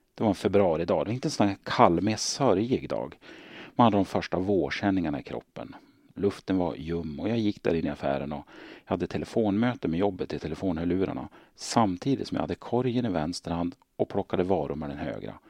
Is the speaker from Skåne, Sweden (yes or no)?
no; Hälsingland, Gävleborg County, Sweden; Jag är född och uppvuxen i Hälsingland